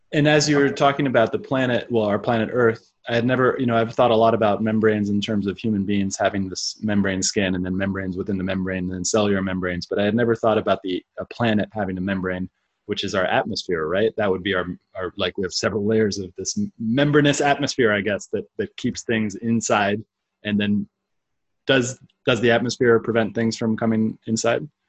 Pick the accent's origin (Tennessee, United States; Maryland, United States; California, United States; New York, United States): California, United States; Silicon Valley; growing up in Silicon Valley